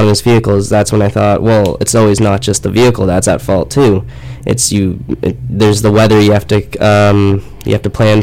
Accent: Peterborough, Ontario, Canada; moved away; I'm from Peterborough, so it's not a huge town

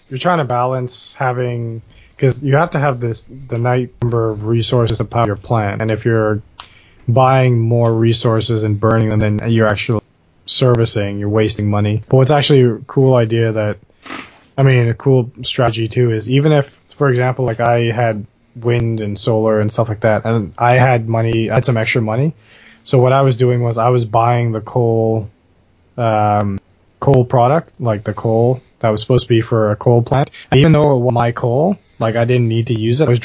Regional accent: Bahamas; Oh, I, I grew up in the Caribbean, so we had a lot of hurricanes to deal with. Talking to a real Bahamian.

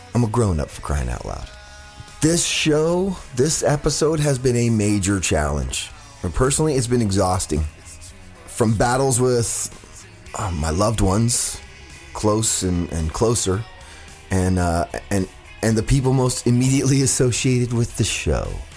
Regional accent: Fresno, California, United States; moved away; my hometown of Fresno

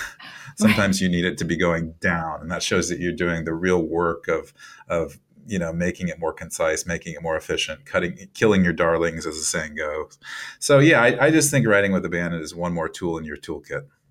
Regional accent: Iowa, United States; moved away; I've moved away from Iowa and it's been a number of years since I've lived there

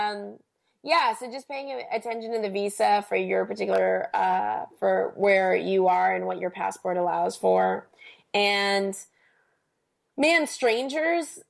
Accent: United States; As an American

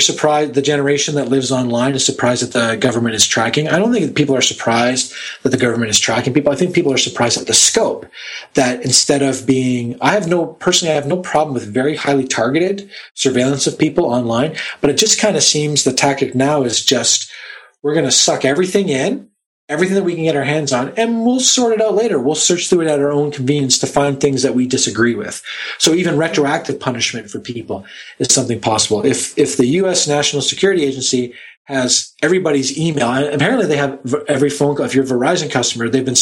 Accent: Canada; being Canadian

